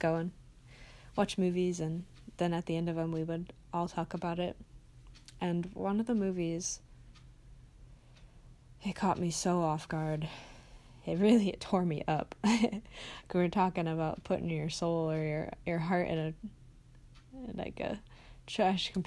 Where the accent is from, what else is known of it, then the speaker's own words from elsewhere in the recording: Midwest, United States; I grew up in the Midwest